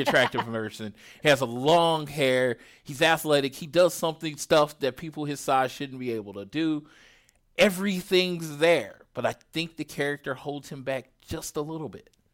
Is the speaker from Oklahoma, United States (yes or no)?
yes; Oklahoma, United States; I'm from Oklahoma